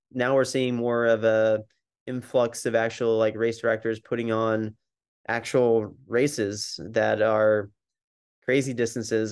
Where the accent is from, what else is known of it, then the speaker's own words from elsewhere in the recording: New Jersey, United States; I was born and raised in New Jersey